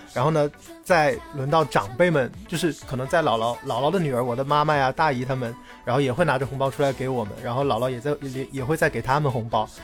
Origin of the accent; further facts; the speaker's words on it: Hunan, China; moved away as an adult; also born or lived in Changsha; now in Guangzhou, China; 因为我是湖南人嘛，以前我在长沙工作的时候，可能回家非常方便